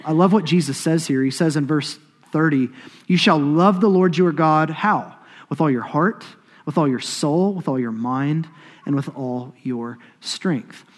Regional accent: Choctaw, Oklahoma, United States; I'm from Choctaw, Oklahoma

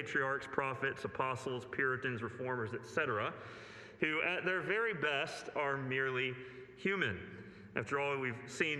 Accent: United States; from my limited understanding as an American

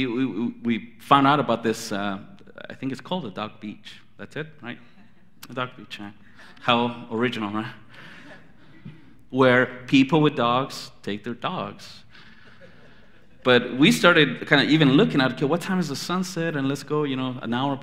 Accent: Anaheim, California, United States; When I grew up in Anaheim

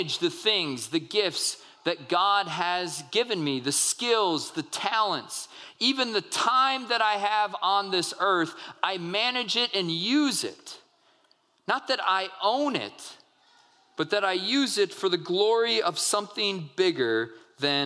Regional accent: United States; we as American people

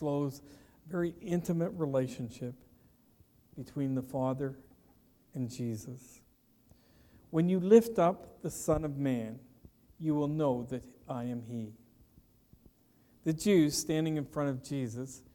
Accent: Petrolia, Ontario, Canada; growing up in Petroleum, Ontario, I delivered newspapers for a number of years

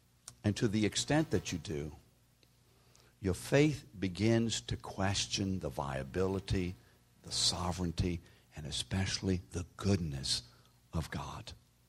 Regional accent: New Orleans, Louisiana, United States; You see, we from New Orleans, we didn't get trained that way.

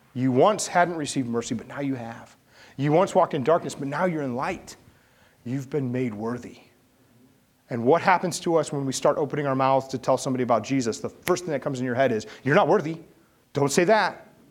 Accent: St. Louis, Missouri, United States; I grew up in St. Louis

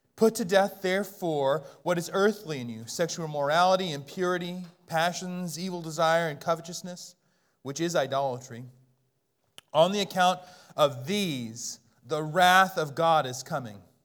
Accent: Bellingham, Washington, United States; moved away; I'm from Bellingham

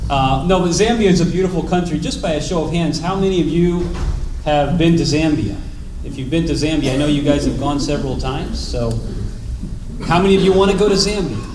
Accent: Chestertown, Maryland, United States; born there; Uh, but I was born in Chestertown, Maryland, so I have a little bit.

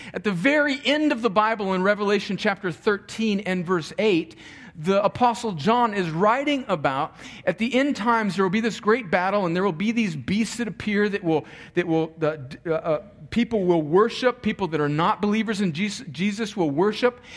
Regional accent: United States; I am an American because I was born in America, actually just barely

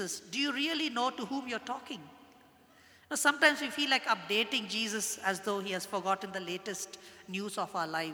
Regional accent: India; I'm a Christian and I'm an Indian

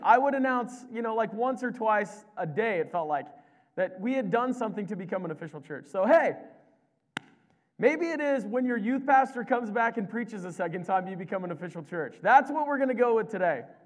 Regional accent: Nebraska, United States; moved away as an adult; also born or lived in British Columbia; I was from Nebraska

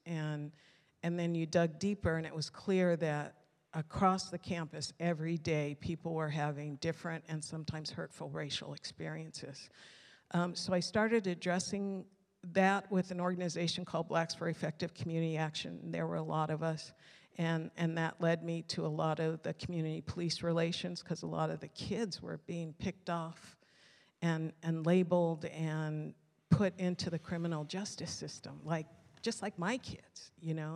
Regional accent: Mountain View, California, United States; also born or lived in Tulare / San Jose; until I was nine, I was raised in Mountain View

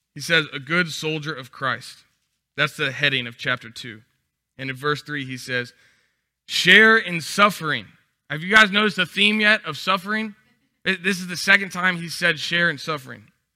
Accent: Texas, United States; moved away as an adult; now in Louisiana, United States; I'm from Texas, so every year we would come visit our relatives

